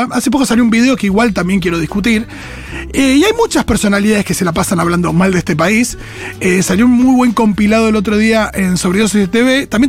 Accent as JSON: {"language": "Spanish", "country": "Argentina", "said": "que se mueran los argentinos en Argentina y yo no soy más que un argentino."}